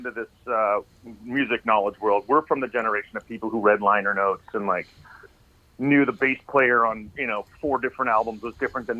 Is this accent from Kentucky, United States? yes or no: no; Tucson, Arizona, United States; I'm from Tucson, Arizona.